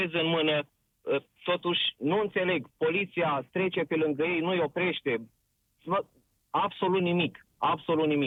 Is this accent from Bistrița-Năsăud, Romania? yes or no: no; Suceava, Suceava County, Romania; Uh, sunt din Suceava chiar și lucrez la o multinațională